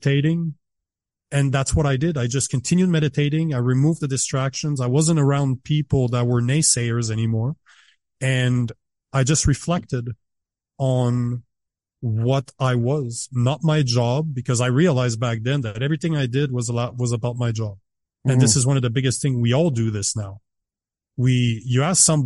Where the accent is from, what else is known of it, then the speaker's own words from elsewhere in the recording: Canada; as a Canadian